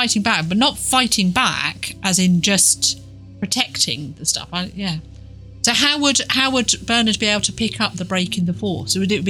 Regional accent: England, United Kingdom; I'm so English

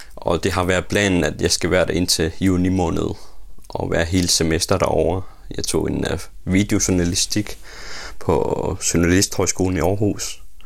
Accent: Uummannaq, Greenland; also born or lived in Nuuk; Jeg er født i Umanach, min hjemby, Lilleby

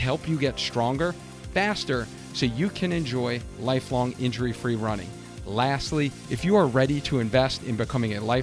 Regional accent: Long Island, New York, United States; Us Long Islanders.

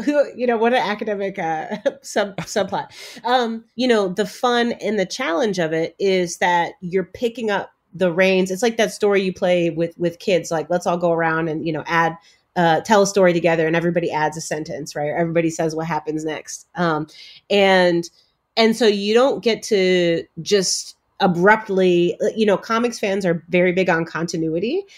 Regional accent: Chicago, Illinois, United States; also born or lived in Cambridge, Massachusetts; I have myself been a black girl growing up in Chicago.

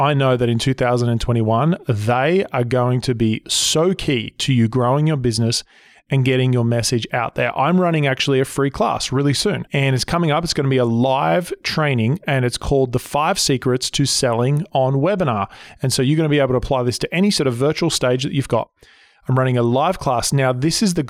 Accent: Sydney, New South Wales, Australia; now in Southern California, United States; Australia, where I was originally from, Sydney

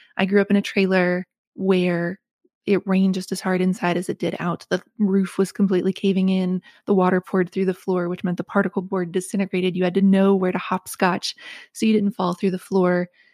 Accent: West Virginia, United States; moved away as an adult; also born or lived in Connecticut; it's the growing up in West Virginia

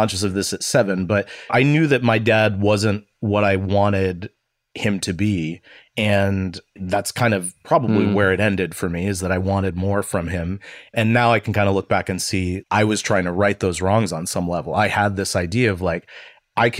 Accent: Northeast Ohio, United States; I grew up in Northeast Ohio in a small town that's directly between Cleveland and Youngstown, but really very rural

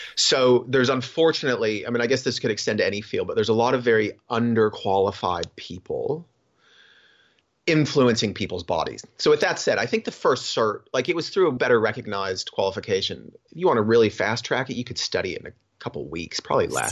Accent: Florida, United States; also born or lived in Cocoa Beach, Florida / Sarasota, Florida / Gainesville, Florida; growing up in Florida, like, I was always coastal

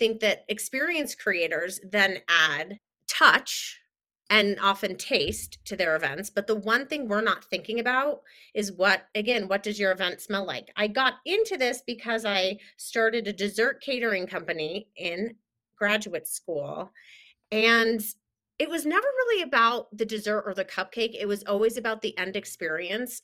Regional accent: Denver, Colorado, United States; I'm currently in my mostly hometown of Denver, Colorado.

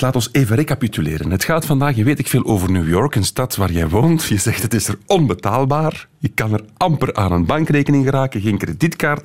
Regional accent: Kallo, Flanders, Belgium; Ik ben ook van Kaloe

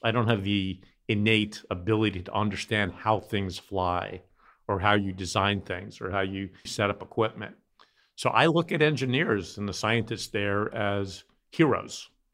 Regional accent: New York City, New York, United States; I grew up in Brooklyn

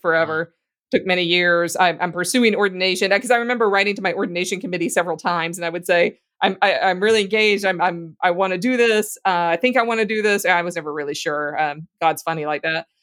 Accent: Louisiana, United States; I grew up in Louisiana

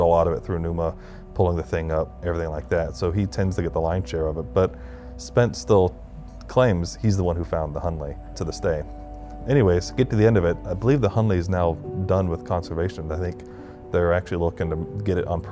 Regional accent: Charleston, South Carolina, United States; as a kid, I grew up in Charleston

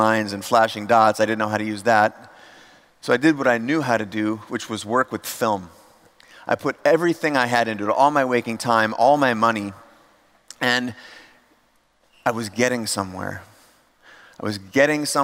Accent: United States; We came from the States here to Europe

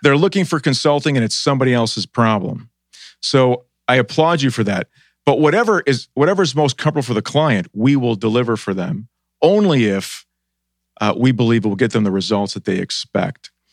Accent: Buffalo, New York, United States; moved away as an adult; also born or lived in Boston; now in Columbus, United States; I grew up in Buffalo.

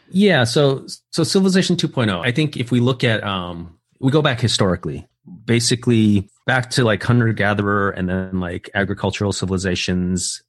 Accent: United States; also born or lived in Taiwan; I actually moved to the States when I was like an infant

